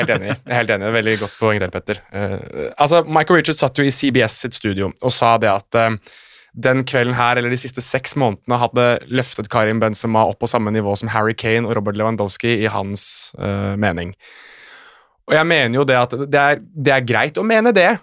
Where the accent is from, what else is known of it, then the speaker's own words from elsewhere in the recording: Norway; also born or lived in Morocco (ancestry); Jeg er jo norsk av marokkansk opphav, eller halvt norsk, halvt marokkaner